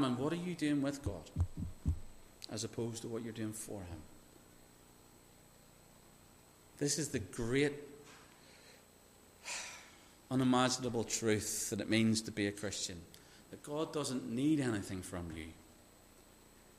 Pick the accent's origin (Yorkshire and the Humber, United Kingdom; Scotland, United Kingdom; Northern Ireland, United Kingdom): Northern Ireland, United Kingdom; I grew up in Northern Ireland